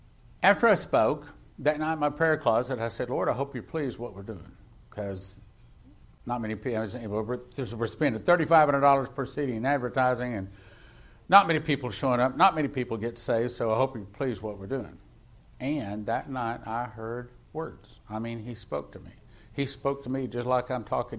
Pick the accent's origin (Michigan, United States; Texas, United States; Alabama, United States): Texas, United States; West; I grew up in West Texas.